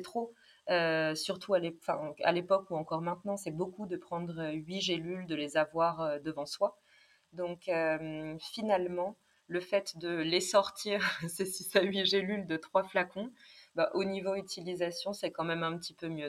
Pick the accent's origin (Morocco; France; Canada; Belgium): France; Vichy, Auvergne-Rhône-Alpes; j'ai grandi à Vichy